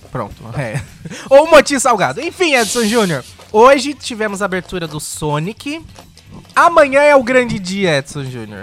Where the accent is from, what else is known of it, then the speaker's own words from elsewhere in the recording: Brazil; sou brasileiro